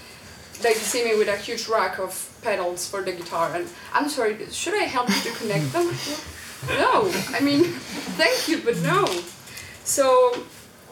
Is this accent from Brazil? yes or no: no; Colombia; moved away; I came from Colombia